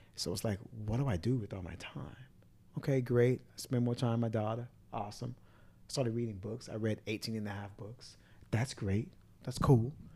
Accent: Miami, Florida, United States; growing up in Miami

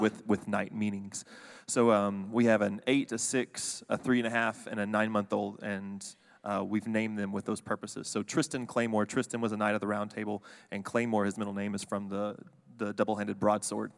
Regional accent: Fort Worth, Texas, United States; now in College Station, United States; me and my wife both grew up in the Dallas-Fort Worth area. We grew up on the Fort Worth side

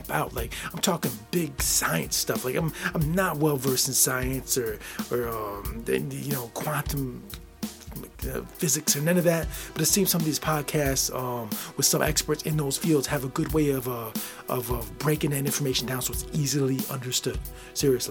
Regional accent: Midwest, United States; I'm from the Midwest, I'm 42 years old

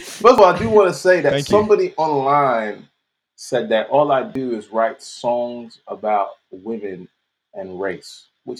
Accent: London, United Kingdom; I'm from South, Southwest, SW16.

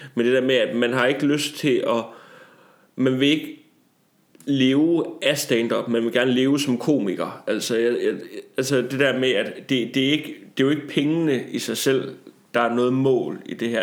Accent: Tarm, Central Denmark Region, Denmark; jeg kommer jo fra Tarm 68-80, som er så lidt mere et rough neighborhood

